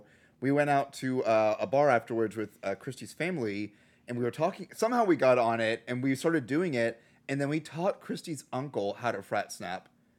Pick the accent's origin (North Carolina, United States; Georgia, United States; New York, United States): Georgia, United States; where I grew up in Georgia